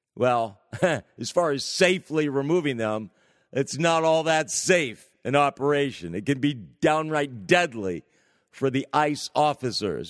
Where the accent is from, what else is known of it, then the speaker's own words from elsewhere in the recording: California, United States; The state of California, my home state